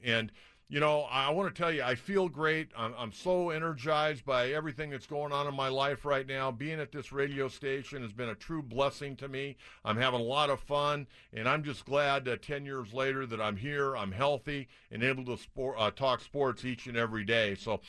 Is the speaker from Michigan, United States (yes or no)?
no; San Diego, California, United States; when we were kids growing up in San Diego